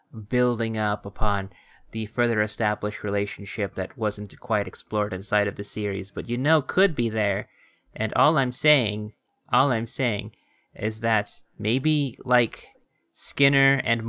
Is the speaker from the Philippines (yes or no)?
no; United States; we are American